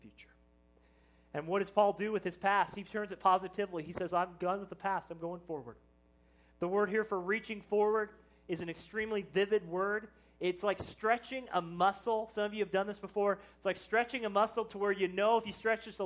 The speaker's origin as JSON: {"language": "English", "town": "Plattsburg", "region": "Missouri", "country": "United States", "tie": "born or raised there", "said": "I was from Plattsburgh"}